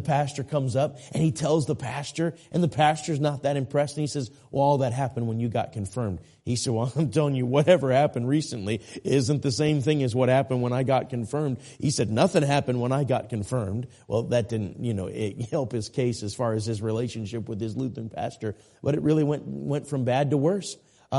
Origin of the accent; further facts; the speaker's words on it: Minneapolis, Minnesota, United States; now raised in Minneapolis, and where I grew up in the Minneapolis-St. Paul area.